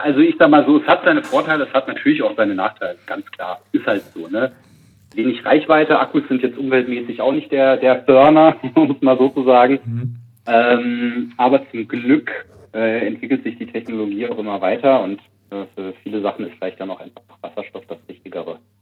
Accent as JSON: {"language": "German", "town": "Karlsruhe", "region": "Baden-Württemberg", "country": "Germany", "tie": "born or raised there", "said": "aus meiner Heimatstadt Karlsruhe"}